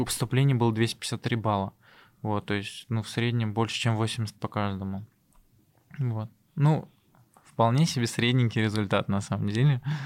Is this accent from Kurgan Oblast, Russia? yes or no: no; Tatarstan, Russia; moved away as an adult; also born or lived in Zelenodolsk / Sirius; now in Moscow, Russia; я из Татарстана